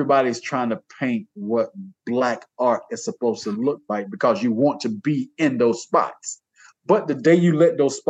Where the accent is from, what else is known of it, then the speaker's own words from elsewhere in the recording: Georgia, United States; I was born in Georgia